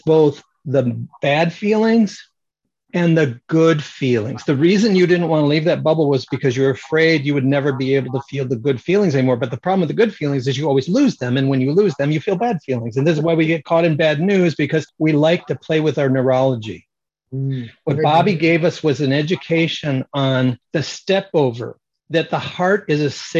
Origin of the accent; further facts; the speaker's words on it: Michigan, United States; moved away; I grew up in Michigan